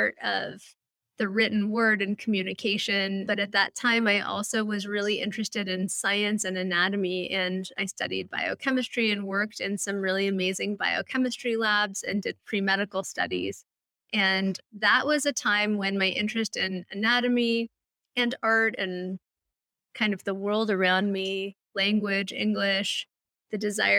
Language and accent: English; Malibu, California, United States; I grew up in Malibu, California, down the street from the old Getty Museum